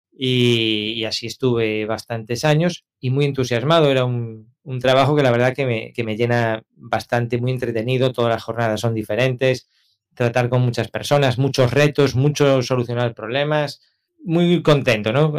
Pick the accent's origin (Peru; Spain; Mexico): Spain; A Coruña, Galicia; moved away as an adult; now in Canary Islands, Spain; yo vengo de Coruña, yo nací en Coruña y allí viví hasta los veintipico años. Aquí en Canarias ya llevo veinte.